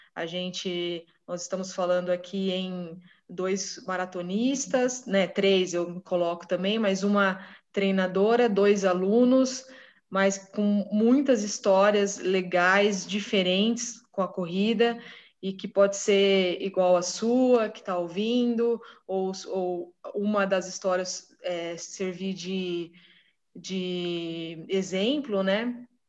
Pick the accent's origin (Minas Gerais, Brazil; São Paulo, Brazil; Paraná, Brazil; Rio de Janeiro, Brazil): São Paulo, Brazil; Marília; nós somos de Marília